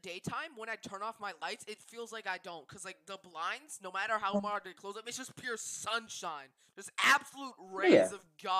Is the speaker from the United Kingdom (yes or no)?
no; Iran; moved away; Iran, my home country. It's in the Middle East